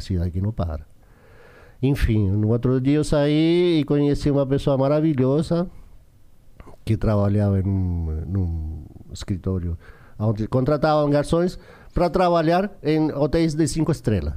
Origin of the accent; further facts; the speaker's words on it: Chile; Portuguese is a second language; moved away as an adult; also born or lived in São Paulo, Brazil; a gente cresceu junto lá no Chile